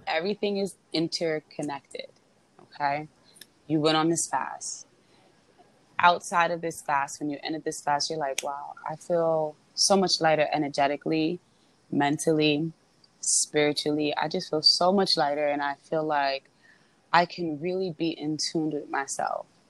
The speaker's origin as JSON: {"language": "English", "town": "New York City", "region": "New York", "country": "United States", "said": "I am a New Yorker"}